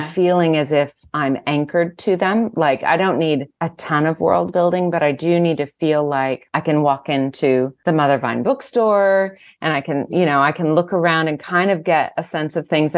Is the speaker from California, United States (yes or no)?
yes; Southern California, United States; I grew up in Southern California